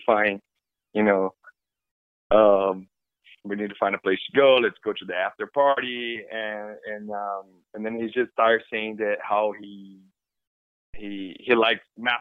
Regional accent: Brazil; English is a second language; moved away as an adult; also born or lived in Ireland; I was born and raised in Brazil

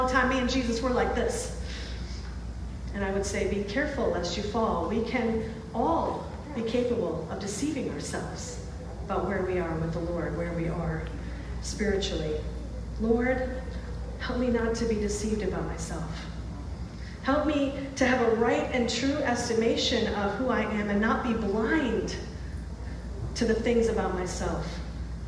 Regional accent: Rochester, New York, United States; moved away as an adult; also born or lived in New Hampshire; I grew up in Rochester, went to college in New Hampshire

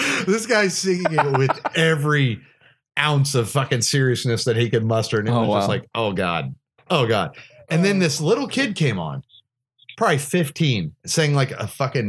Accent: United States; I have a southern accent. I was like, that's because I'm not inbred and I'm from Washington.

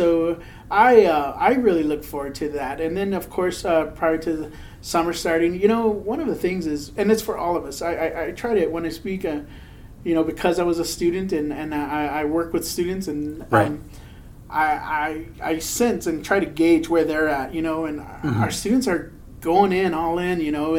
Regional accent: Texas, United States; born there; So I am a Mexican-American. I was born in Texas.

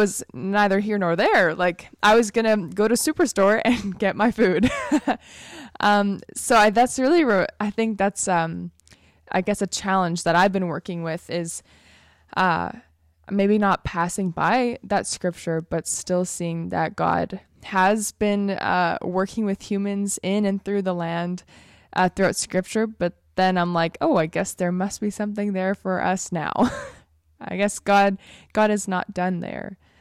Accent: Alberta, Canada; I was raised in Alberta

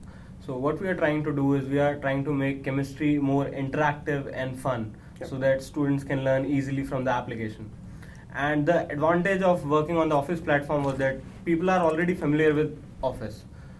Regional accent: India; English is a second language; I'm a part of the team CodeBlue. We are from India.

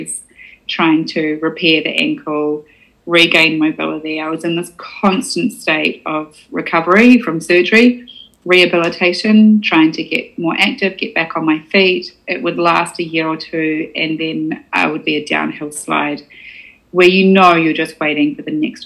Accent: Invercargill, Southland, New Zealand; I was from Invercargill

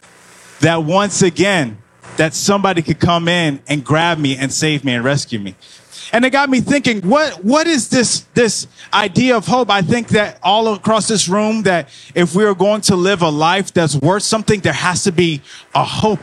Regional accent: Miami, Florida, United States; now in Georgia, United States; I'm originally from Miami, so when I came here to Georgia

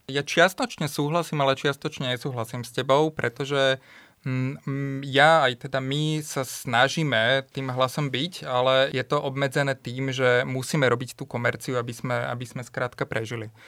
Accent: Topoľčany, Nitra Region, Slovakia; ja pochádzam z Topolčian a v malých e, Topolčanoch som akoby nemal s kým sa rozprávať

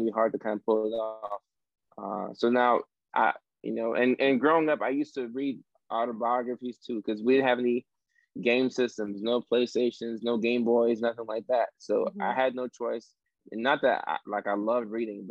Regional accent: Nashville, Tennessee, United States; moved away as an adult; also born or lived in Ghana / Norway / Virginia / Orange County, California; now in Los Angeles, United States; we moved from Norway to Nashville, Tennessee, like the inner city, the project

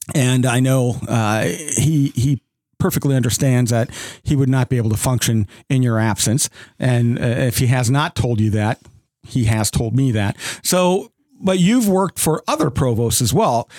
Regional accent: South Dakota, United States; moved away as an adult; now in Owensboro, United States; I grew up in South Dakota

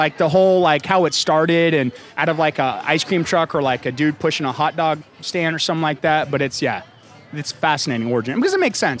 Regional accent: Dallas, Texas, United States; So I'm from Dallas, and Torchy's is an Austin thing.

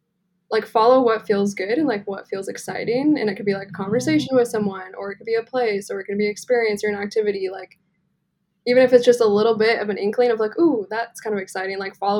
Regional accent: Santa Cruz, California, United States; I grew up in Santa Cruz.

